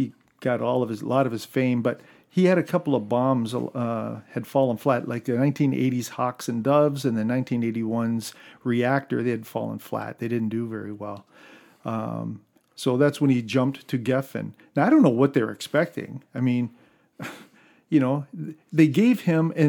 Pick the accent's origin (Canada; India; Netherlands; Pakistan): Canada; We're Canadian